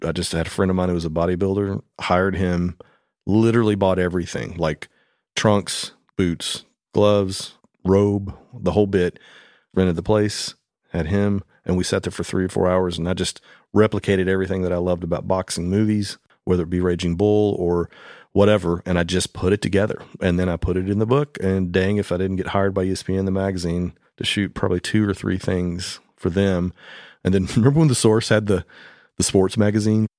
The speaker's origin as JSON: {"language": "English", "town": "Madison", "region": "Tennessee", "country": "United States", "tie": "born or raised there", "said": "As a two-year-old growing up in Madison, Tennessee, I was born just a few miles down the road"}